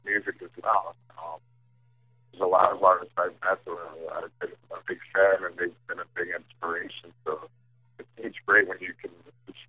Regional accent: Cleveland, Ohio, United States; moved away as an adult; also born or lived in New York

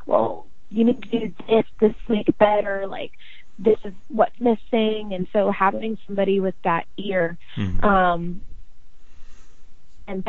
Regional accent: Southeast, United States; I'm from the Southeast

